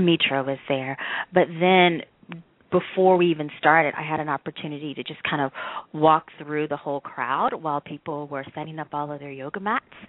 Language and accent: English; the South, United States; our family, I mean, we're from the South